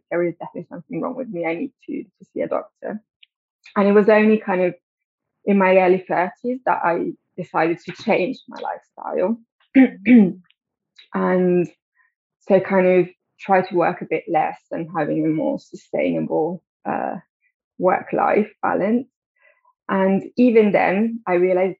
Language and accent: English; Italy; moved away as an adult; now in London, United Kingdom; So I grew up in Italy, but I've been living in London for 12 years now